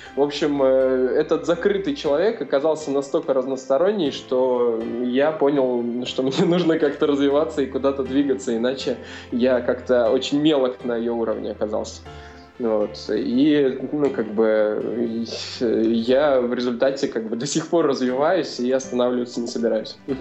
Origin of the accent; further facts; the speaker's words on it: Sosnovo, Leningrad Oblast, Russia; moved away as an adult; also born or lived in Razdolye; я родился в Ленинградской области, а, такой есть поселок Соснова, вот, это Приозерский район. И, собственно, до 17 лет, э, ну, вся моя жизнь э, про- прошла там